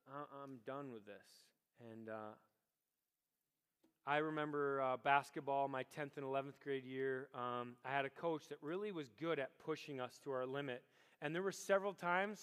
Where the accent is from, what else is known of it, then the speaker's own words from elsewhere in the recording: Rochester, United States; Rochester's my hometown